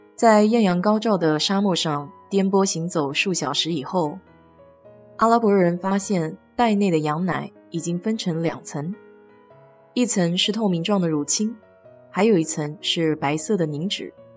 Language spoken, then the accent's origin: Chinese; China; moved away as an adult; now in United States; 我们中国人没有吃芝士的习惯